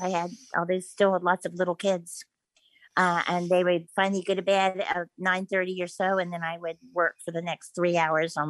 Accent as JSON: {"language": "English", "region": "Eastern Shore of Maryland", "country": "United States", "tie": "born or raised there", "said": "I grew up on the Eastern Shore of Maryland"}